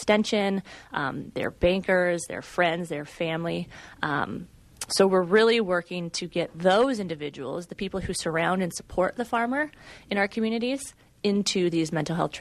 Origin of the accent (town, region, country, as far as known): Central Iowa, United States; moved away